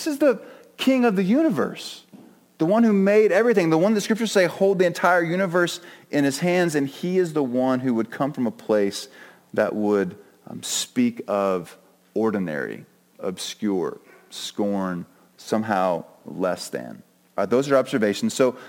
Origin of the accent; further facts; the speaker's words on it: Oklahoma, United States; also born or lived in North Carolina / Australia / Germany; So I was born in North Carolina, and then we moved to Australia. So I had a really funky southern Australian accent for a while. And then we moved from Germany to Oklahoma, and I came kind of middle school and high school